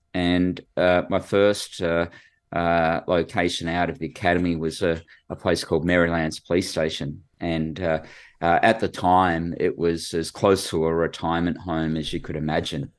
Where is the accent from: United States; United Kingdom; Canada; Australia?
Australia; Sydney, New South Wales; I grew up in, uh, Western Sydney, so went to school at a place called Bass High and, uh, lived at George's Hall